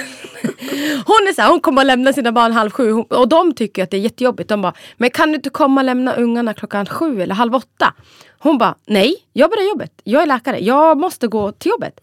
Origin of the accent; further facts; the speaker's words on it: Borlänge, Dalarna County, Sweden; moved away as an adult; also born or lived in Borås; now in Stockholm, Sweden; Egentligen var jag från Borlänge men ja, jag har bott lite överallt för att jag studerat